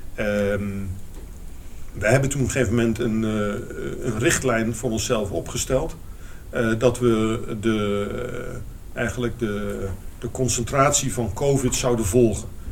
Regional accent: Eindhoven, North Brabant, Netherlands; moved away as an adult; also born or lived in Rotterdam; ik kwam uit Eindhoven, toch een beetje de provincie.

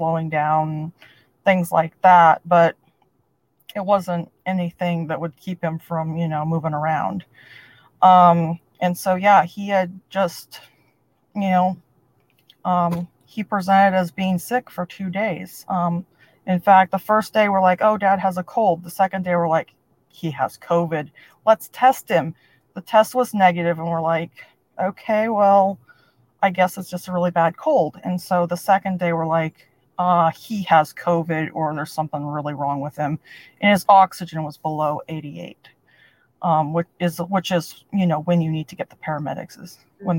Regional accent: California, United States; moved away as an adult; now in Pittsburgh, United States; I'm originally from California, and my parents decided to move to Pittsburgh

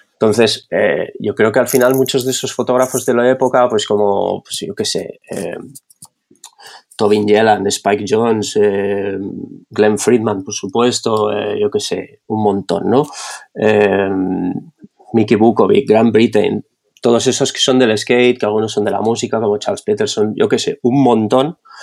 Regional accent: Barcelona, Catalonia, Spain; also born or lived in Madrid / Netherlands / London; soy de Barcelona, nacido aquí, he vivido la mayor parte de mi vida aquí

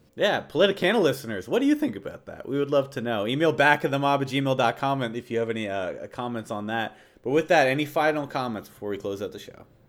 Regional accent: United States; as an American

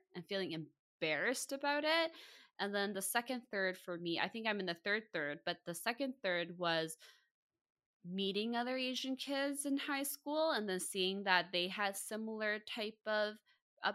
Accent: Vancouver, British Columbia, Canada; born and raised in Vancouver

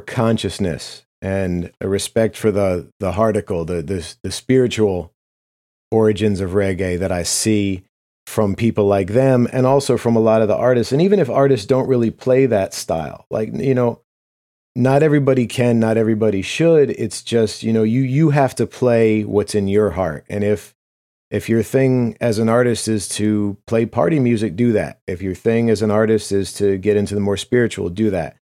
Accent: United States; as an American, especially as white Americans

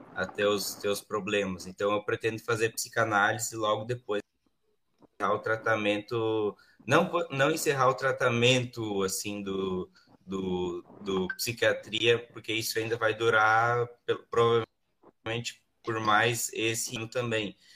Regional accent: Vale do Sol, Rio Grande do Sul, Brazil; now in Santa Cruz do Sul, Brazil; o padre da, da minha congregação lá, lá da minha cidade, em Vale do Sol

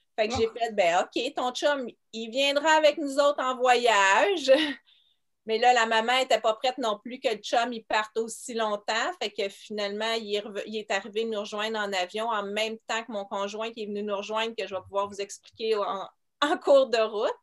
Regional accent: Montreal, Quebec, Canada; je viens de Montréal

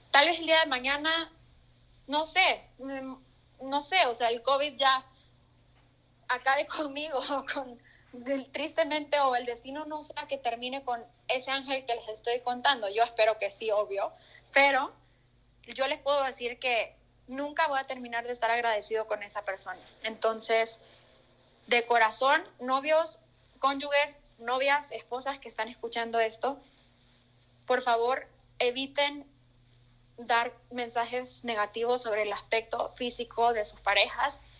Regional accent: El Salvador; accent: mixed; Mi acento está súper mezclado, soy del Salvador, creo que no lo había dicho

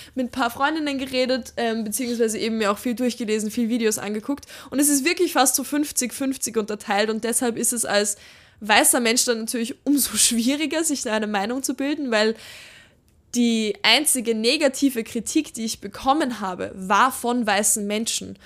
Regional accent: Austria; Wir sind ganz gerade so in Österreich, wir sind am Land aufgewachsen

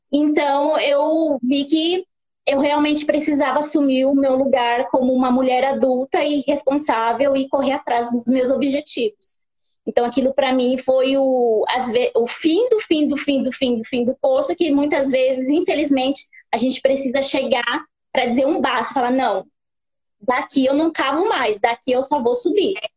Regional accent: Guararema, São Paulo, Brazil; Eu sou de São Paulo, de Guararema

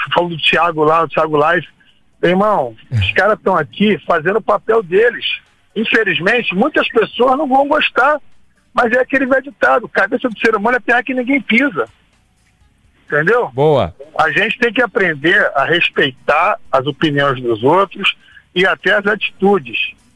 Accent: Brazil; A gente é brasileiro

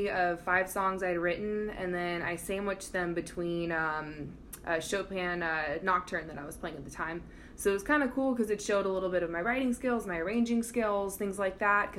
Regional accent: Denver, Colorado, United States; moved away; also born or lived in Boston; I'm originally from Denver, Colorado.

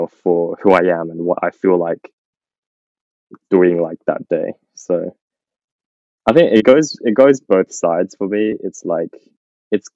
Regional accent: Australia; growing up in Australia

